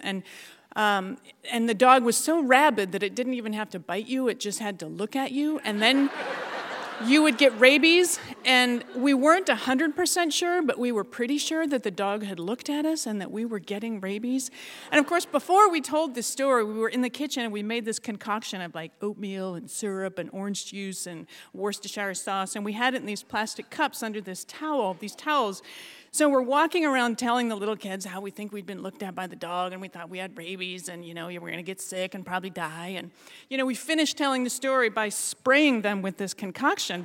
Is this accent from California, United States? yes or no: no; Ketchikan, Alaska, United States; I was born and raised down in Ketchikan